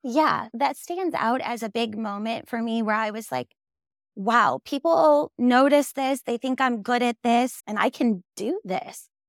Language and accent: English; Minnesota, United States; moved away as an adult; also born or lived in New York City; now in Los Angeles, United States; I'm originally from Minnesota, went to school in New York City, and then moved to Los Angeles.